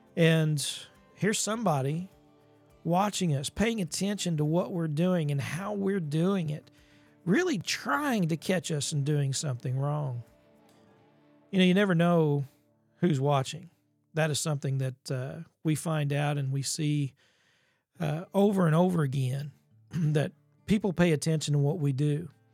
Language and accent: English; Ozark Mountains, along the Gasconade River, Missouri, United States; Growing up in the Ozark Mountains and there just along the Gasconade River